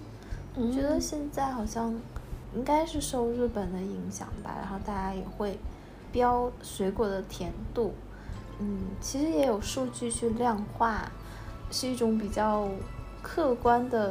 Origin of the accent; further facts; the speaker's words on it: northern China, China; 我觉得我小的时候就水果啊，你就就一大兜一大兜买就好了。尤其我们我们是北方人，然后不像南方是一两颗那样子买，我们是就一下子买两大兜的那一种，